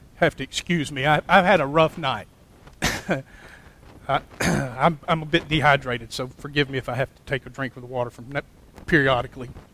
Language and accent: English; Clay, Alabama, United States; I grew up here in Clay.